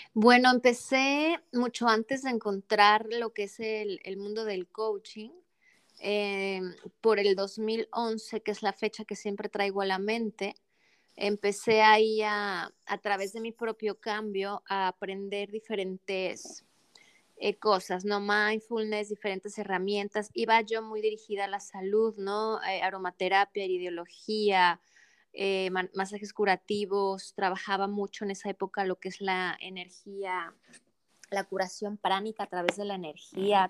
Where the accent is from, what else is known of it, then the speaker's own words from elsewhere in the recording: Mexico; moved away as an adult; now in Adelaide, Australia; soy mexicana viviendo en Australia, en Adelaide, Australia, en la parte